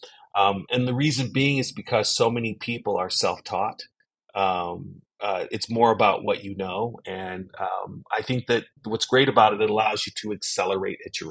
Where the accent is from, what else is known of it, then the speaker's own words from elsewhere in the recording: United States; I'm African American